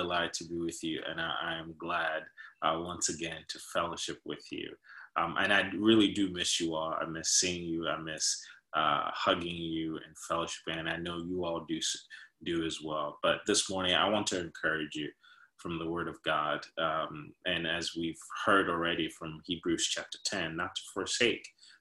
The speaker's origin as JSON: {"language": "English", "region": "New York", "country": "United States", "moved": "yes", "said": "I'm from North, I'm from New York"}